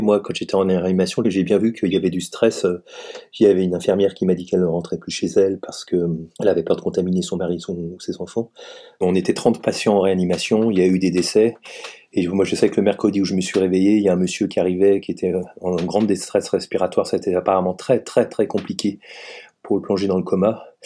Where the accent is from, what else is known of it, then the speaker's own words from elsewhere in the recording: Savoy, Auvergne-Rhône-Alpes, France; also born or lived in Paris; now in Strasbourg, France; je suis savoyard d'origine